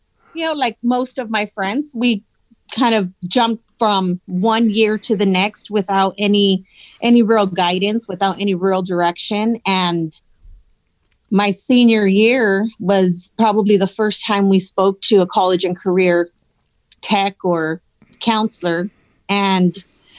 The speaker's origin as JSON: {"language": "English", "town": "Los Angeles", "region": "California", "country": "United States", "tie": "born or raised there", "said": "I grew up in East LA. It's a little town called El Sereno"}